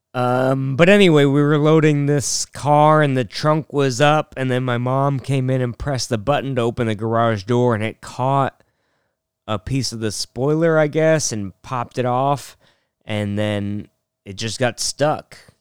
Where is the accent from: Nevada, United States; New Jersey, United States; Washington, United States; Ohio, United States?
Washington, United States; North Bend; We're from North Bend, Washington